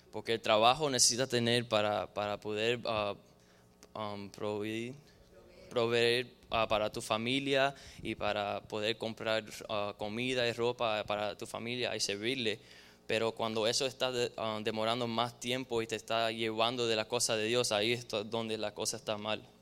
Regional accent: Cuba; now in United States; Donde nosotros vinimos de Cuba, de diferentes tierras de Latinoamérica, hay, brujería y hay, santería y diferentes cosas así

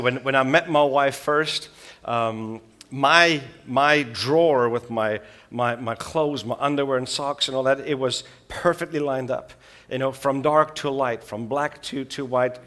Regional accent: Switzerland; moved away; also born or lived in South Africa; I grew up in Switzerland with a South African mom and a Swiss dad.

